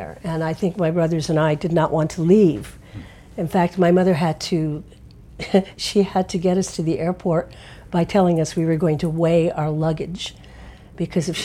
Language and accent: English; Connecticut, United States; And I grew up in Connecticut, very preppy Connecticut